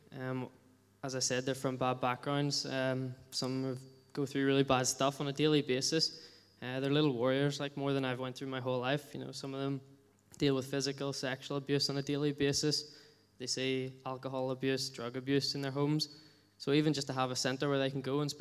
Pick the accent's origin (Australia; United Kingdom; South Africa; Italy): United Kingdom; Bangor; moved away as an adult; also born or lived in Latvia; until 2 years ago, I spent my whole life living in Bangor